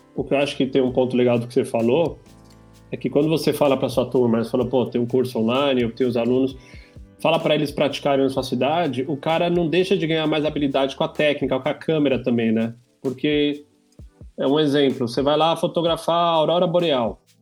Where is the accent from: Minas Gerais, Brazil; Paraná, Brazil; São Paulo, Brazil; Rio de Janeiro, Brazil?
São Paulo, Brazil; sou paulista lá